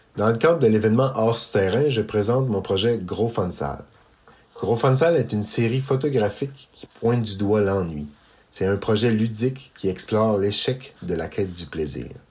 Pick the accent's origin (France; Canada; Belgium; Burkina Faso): Canada; Eastern Townships, Quebec; Je suis originaire des cantons de l'Est